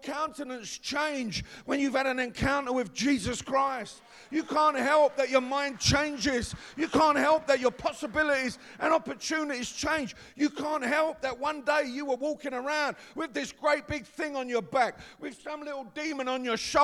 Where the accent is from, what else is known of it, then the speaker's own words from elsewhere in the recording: London, United Kingdom; we're from East London, that's how we speak.